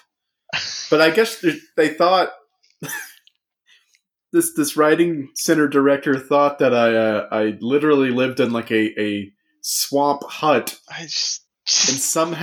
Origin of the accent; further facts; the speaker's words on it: Louisiana, United States; I am from Louisiana